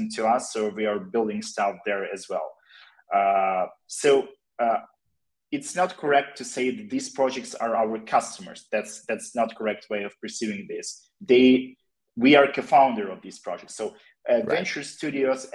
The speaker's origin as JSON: {"language": "English", "country": "Ukraine", "said": "we are all from Ukraine"}